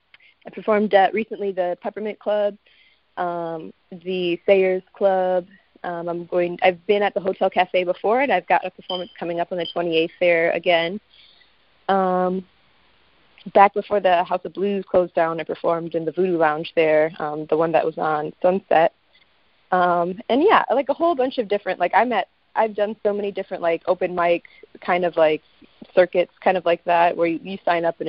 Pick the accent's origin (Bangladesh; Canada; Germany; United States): United States; Chicago, Illinois; moved away as an adult; now in Los Angeles, United States; I am from Chicago, Illinois